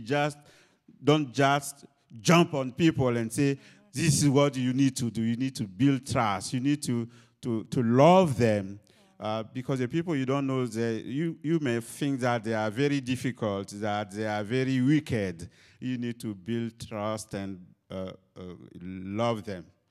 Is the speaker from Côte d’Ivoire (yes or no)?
yes; Côte d’Ivoire; moved away; I'm originally from Cote d'Ivoire